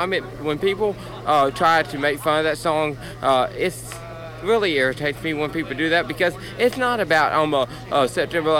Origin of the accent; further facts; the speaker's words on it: Texas, United States; I'm from Texas